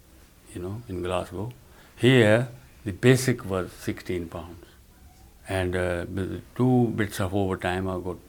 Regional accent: Punjab, India; moved away as an adult; now in London, United Kingdom; I was born in India, in the Punjab, a village boy.

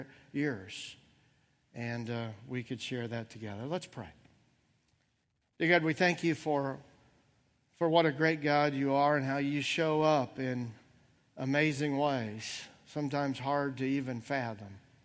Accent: Bloomington, Indiana, United States; moved away; my hometown of Bloomington, Indiana

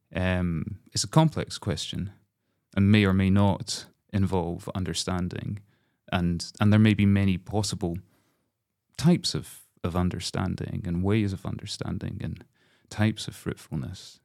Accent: Glasgow, Scotland, United Kingdom; as a Scot

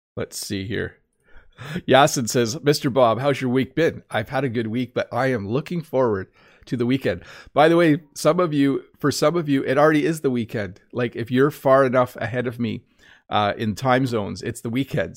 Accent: Canada; accent: North American English; as a Canadian

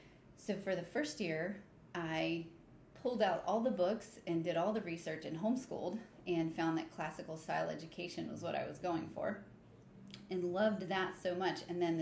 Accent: Duval County, Florida, United States; I grew up in Duval County

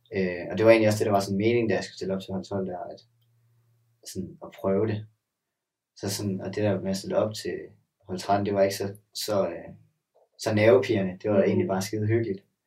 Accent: Sønderborg, Southern Denmark, Denmark; Jeg kommer fra Sønderborg.

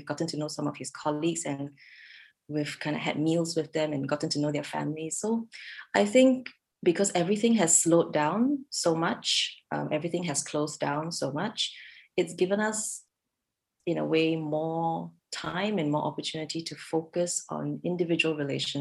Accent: Singapore; moved away as an adult; now in Redmond, United States; we're from Singapore originally.

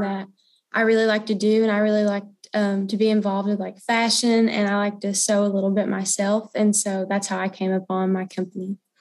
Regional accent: Clinton, Tennessee, United States; from Clinton, Tennessee, and I go to Clinton High School

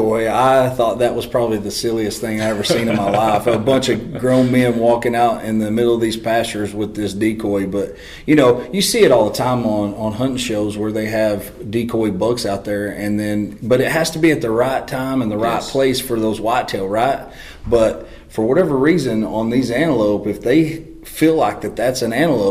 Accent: Texas, United States; I'm from Texas and there's not a lot of mountains

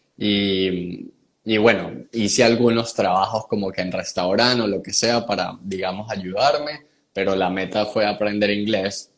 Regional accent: San Cristóbal, Táchira, Venezuela; accent: gocho mixto; moved away as an adult; also born or lived in Barquisimeto, Venezuela / Margarita Island, Venezuela / Medellín, Colombia; now in United States; Yo soy un gocho mixto. Eh, nací en San Cristóbal

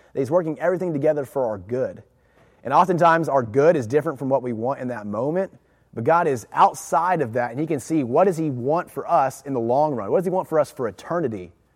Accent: Jacksonville, Florida, United States; I grew up in Jacksonville. I went from San Pablo to Fletcher Middle School to Fletcher High School, on to the University of Florida.

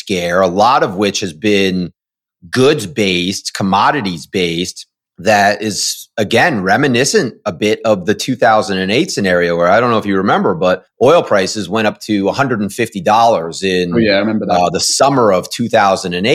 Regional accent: Washington, District of Columbia, United States; now in San Diego, United States; I actually grew up in Washington, D.C., so I do remember what real weather is like

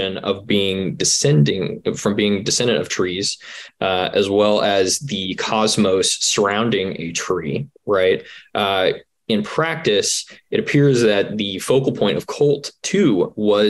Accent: Georgia, United States; I grew up in Georgia and in North Georgia, there was a big push

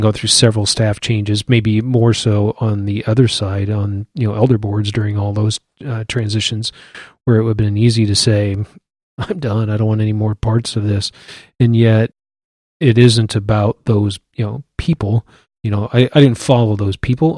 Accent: Iowa City, Iowa, United States; moved away as an adult; also born or lived in Wichita; born and raised in Iowa City.

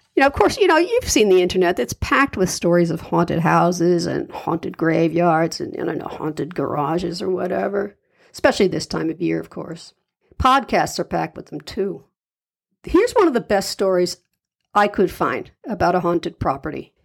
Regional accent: New York City, New York, United States; I'm a New Yorker myself

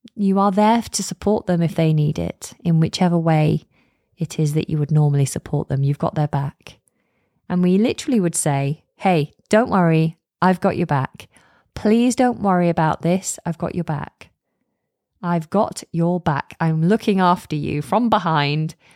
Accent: United Kingdom; I'm British

